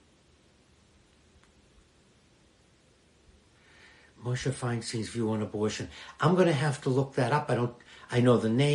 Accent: Boston, Massachusetts, United States; When I grew up in Boston

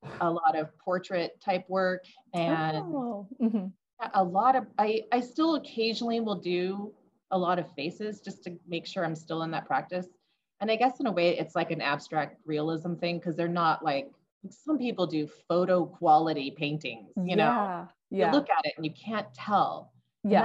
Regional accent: Northern California, United States; now in Boise, United States; I grew up in Northern California

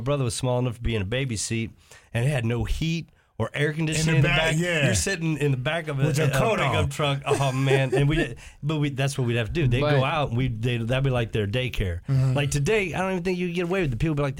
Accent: the Ozarks, United States; I was born and raised in the Ozarks.

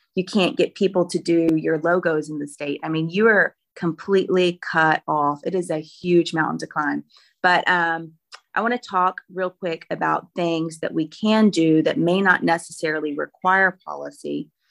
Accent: Roanoke, Virginia, United States; I'm sixth generation Roanoke. Uh, it's really great that my hometown where I went to middle school and high school

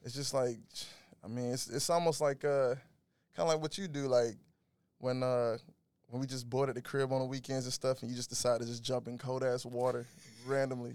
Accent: Macon, Georgia, United States; moved away as an adult; also born or lived in Oakland; I'm originally from Macon, Georgia. Uh, was raised, born and raised there

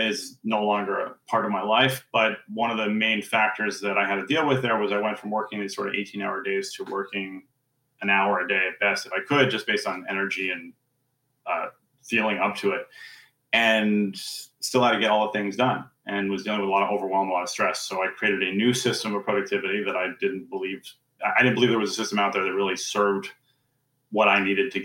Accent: New York City, New York, United States; now in Princeton, United States; I am currently in Princeton, New Jersey, although I am from New York City originally

